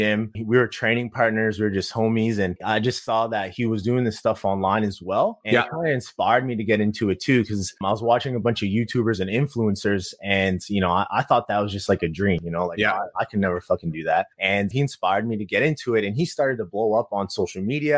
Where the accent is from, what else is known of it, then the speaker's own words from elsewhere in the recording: Halifax, Nova Scotia, Canada; I'm actually from Halifax, Nova Scotia, East Coast of Canada. Pretty much grew up there